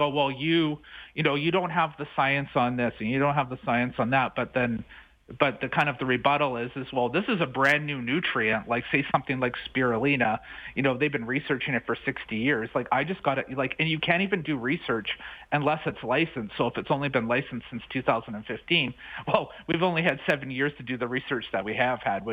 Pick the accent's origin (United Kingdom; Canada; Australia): Canada; British Columbia; I'm originally from British Columbia